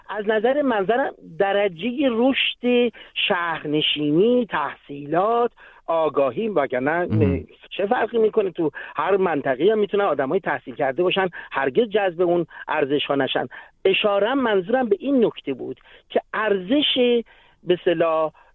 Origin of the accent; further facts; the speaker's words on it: Iran; now in Sweden; همه هم ما تو ایران به دنیا آمدیم